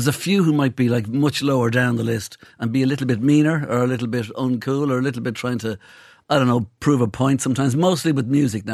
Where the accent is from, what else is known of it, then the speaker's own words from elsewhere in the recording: Ireland; I'm Irish. I'm Irish growing up in the 60s and 70s.